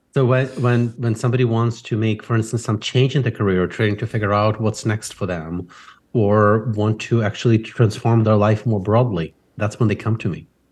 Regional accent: Ukraine; now in United States; I grew up in Ukraine

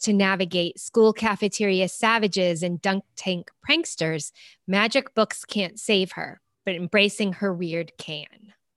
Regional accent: United States; me being American

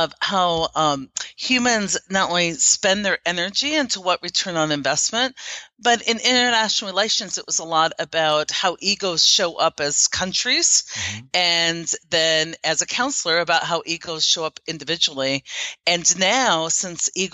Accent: Iowa, United States; moved away as an adult; also born or lived in Germany; now in Omaha, United States; I grew up in a very small town in Iowa, a farming community

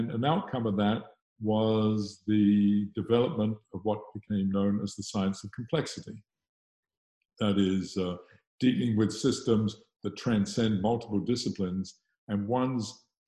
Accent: South West England, United Kingdom; moved away as an adult; now in Los Angeles, United States; I'm British. I was born in the west of England, and I got on my entire education in the UK

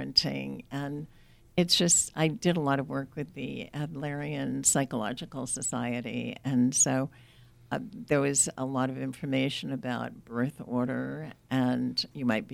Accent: New England, United States; moved away as an adult; I grew up in New England. I was a military wife, traveled all over.

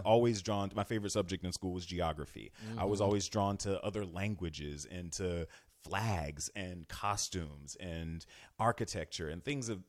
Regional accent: Florida, United States; I'm from Florida. So, when I was a foreign exange student when I was 16 years old.

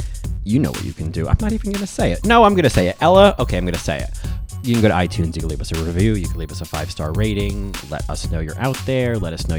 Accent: New Jersey, United States; because we grew up in New Jersey

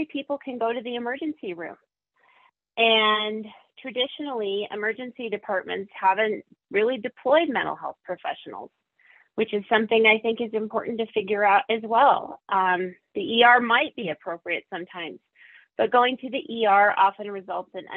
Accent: Montana, United States; In my home state

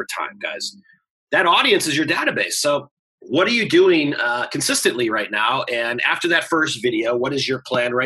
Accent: Chicago, Illinois, United States; I'm from Chicago

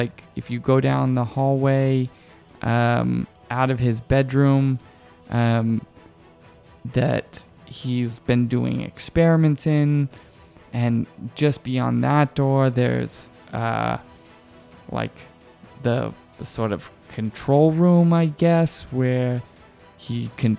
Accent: Boston, Massachusetts, United States; moved away; I grew up in Boston.

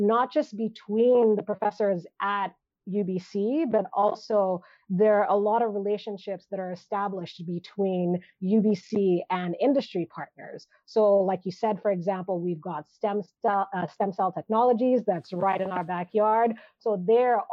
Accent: Nigeria; now in Canada; I grew up in Nigeria

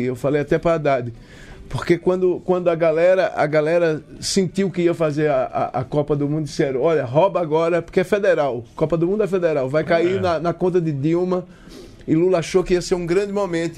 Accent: Pernambuco, Brazil; accent: Northeastern; com o nosso sotaque regional, nordestino

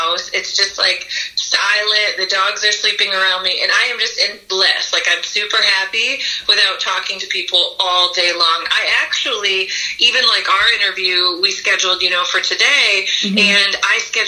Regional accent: Grand Rapids, Michigan, United States; moved away as an adult; now in Asheville, United States; I grew up in Michigan, which was Grand Rapids, Michigan

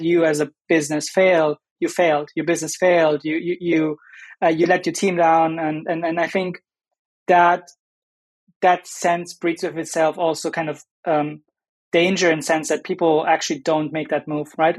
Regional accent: Germany; moved away; also born or lived in United States; I'm German, I'm from Germany

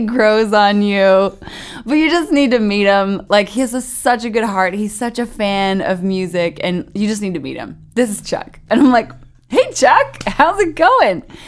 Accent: Canada; moved away as an adult; now in Nashville, United States; I'm originally from Canada

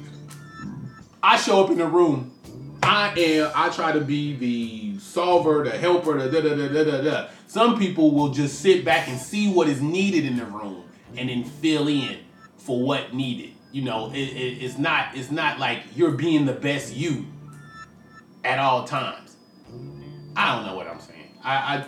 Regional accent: Richmond, California, United States; a rapper from Richmond, California

